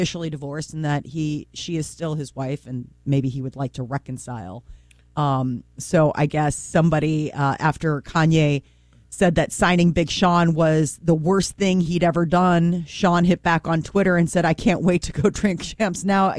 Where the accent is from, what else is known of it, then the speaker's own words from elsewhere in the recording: United Kingdom; you know, we're both British and we have a fair bit in common.